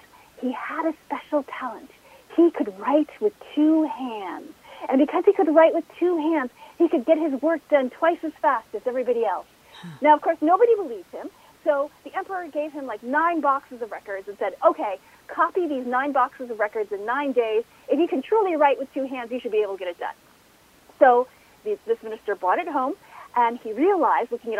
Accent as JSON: {"language": "English", "country": "United States", "tie": "born or raised there", "said": "I was born here in the United States."}